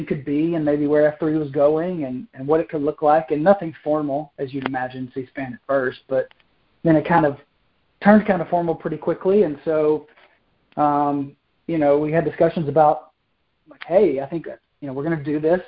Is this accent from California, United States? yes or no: no; Maryville, Tennessee, United States; moved away as an adult; now in Charlotte, United States; I grew up right outside of Knoxville in a town called Maryville